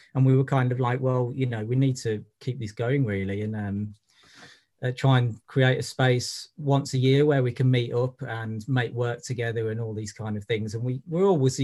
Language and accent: English; Birmingham, West Midlands, United Kingdom; moved away; also born or lived in Brighton / Liverpool; I'm originally from Birmingham